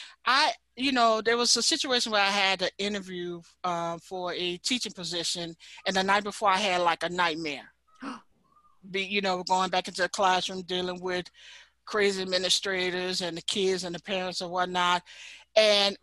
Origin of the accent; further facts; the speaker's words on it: New Orleans, Louisiana, United States; I'm from New Orleans, Louisiana